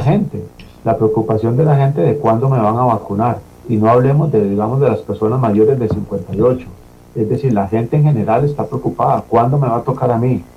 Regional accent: Costa Rica; como población costarricense

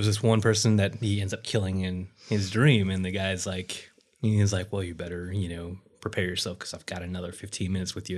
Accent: Utah, United States; I grew up in Utah

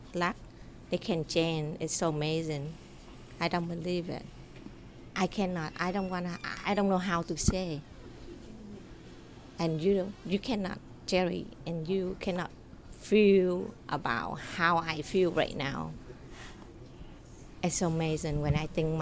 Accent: Vietnam; English is a second language; moved away; I grew up in my country, in Vietnam. I born in Vietnam, in a very small town.

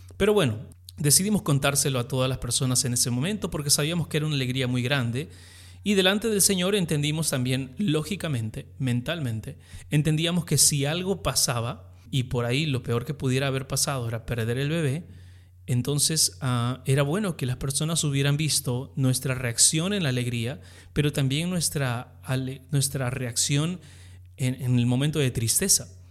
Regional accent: Peru; also born or lived in Texas; soy peruano, eh, pastoreo una iglesia aquí en Lima

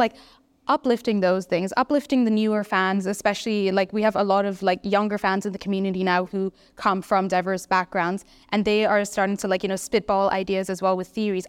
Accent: Singapore; I'm from Singapore

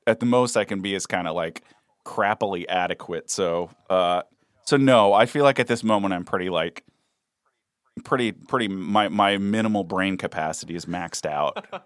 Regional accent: East Coast, United States; moved away; also born or lived in Kentucky / Washington, D.C.; I'm an East Coaster

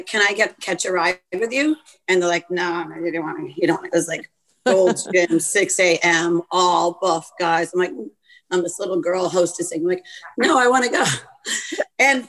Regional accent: East Coast, United States; moved away as an adult; I'm from the East Coast, one of six children.

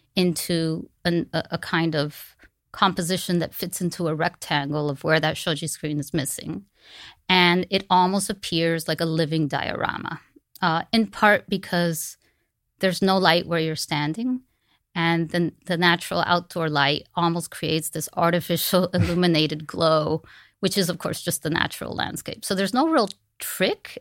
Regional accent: Miami, Florida, United States; growing up in Miami

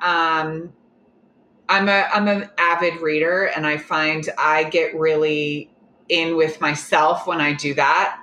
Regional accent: Oklahoma, United States; moved away; I'm from Oklahoma

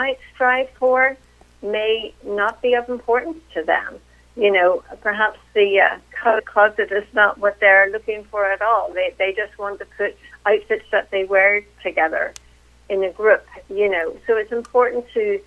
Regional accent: Belfast, Northern Ireland, United Kingdom; moved away as an adult; now in Winchester, United States; But I am originally from Northern Ireland, from Belfast. And that is actually where I grew up and went to college

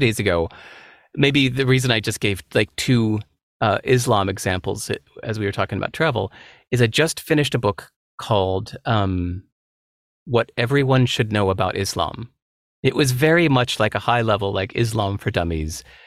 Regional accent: Chicago, Illinois, United States; moved away; also born or lived in Singapore; I grew up mostly in Chicago

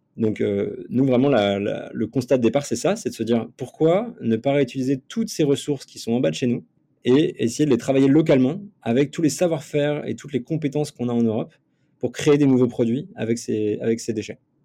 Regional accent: Nantes, Pays de la Loire, France; je viens de Nantes à la base et, euh, j'ai un parcours un peu euh, particulier pour quelqu'un qui est dans l'entrepreneuriat puisque j'étais euh, sportif de niveau toute ma jeunesse. Donc, euh, donc y a pas mal de, j'ai vécu pas mal d'aventures entre mes, euh, mes 6 ans et mes 23 ans. En fait, je suis né à Nantes

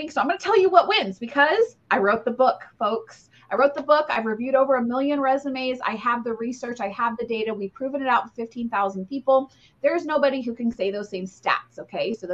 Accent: Ohio, United States; I, I grew up in Ohio.

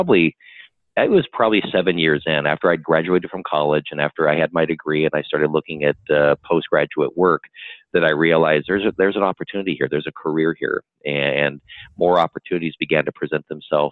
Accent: Buena Park, California, United States; I grew up in Buena Park

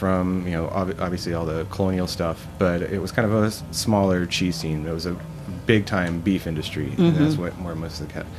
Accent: Brazil; also born or lived in Mississippi; Technically, I was born in Mississippi, but I was raised kind of, for the most part, in Brazil. My parents were missionaries, and so when I was 10, we moved down to Brazil.

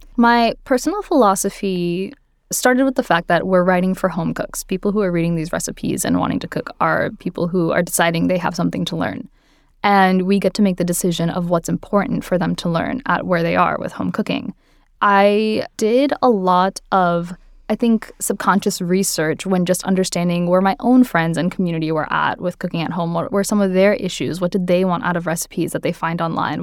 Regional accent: Marietta, Georgia, United States; moved away as an adult; also born or lived in Athens, Georgia; now in New York City, United States; I grew up in Marietta, Georgia, which is just outside of Atlanta

